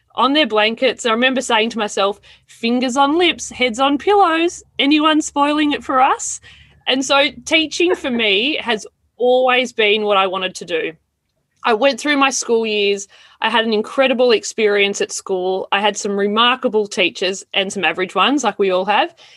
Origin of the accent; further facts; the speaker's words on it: Melbourne, Victoria, Australia; moved away as an adult; also born or lived in Wagga Wagga, New South Wales / Toowoomba, Queensland / west of Goondiwindi, Queensland; I was born in Wagga. And when I was very young, we all moved to Melbourne